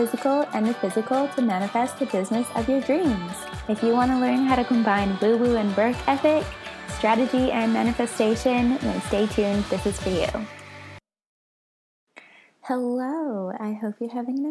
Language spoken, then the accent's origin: English; Vancouver, British Columbia, Canada; moved away as an adult; now in Australia; I was born in Vancouver and I moved to Australia when I was 22